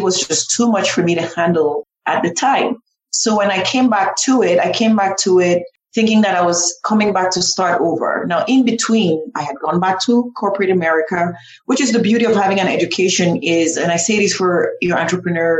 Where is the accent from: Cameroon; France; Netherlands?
Cameroon; now in United States; I grew up in Cameroon